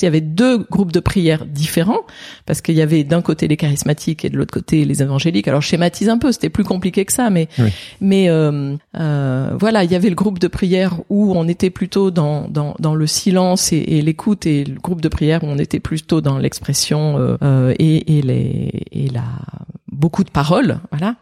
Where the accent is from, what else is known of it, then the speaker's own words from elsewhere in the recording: Saint-Étienne, Auvergne-Rhône-Alpes, France; moved away; j'ai grandi à Saint-Étienne. Je ne suis pas née, mais j'ai grandi à Saint-Étienne.